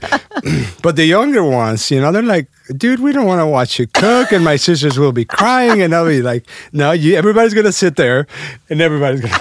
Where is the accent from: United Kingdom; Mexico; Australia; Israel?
Mexico; Mexico City; also born or lived in Alton, Illinois; now in United States; I was uh, born and raised in Mexico City.